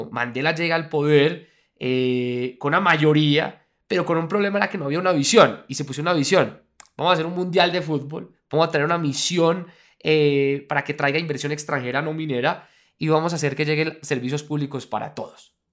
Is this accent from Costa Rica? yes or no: no; Colombia; tres cosas son las que nos deberían estar uniendo como, como colombianos